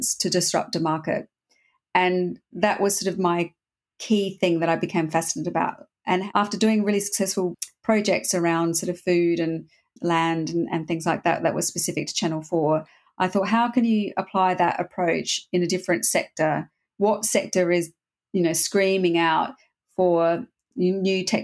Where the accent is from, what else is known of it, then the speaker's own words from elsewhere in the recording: Australia; moved away as an adult; also born or lived in Berlin / Europe; I grew up in Australia, so I left Australia and I came over to Europe